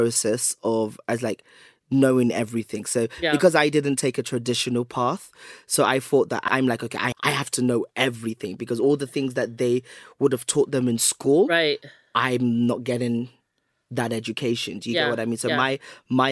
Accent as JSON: {"language": "English", "country": "United Kingdom", "tie": "born or raised there", "also_born_or_lived": "Lagos, Nigeria", "said": "I was born and raised here"}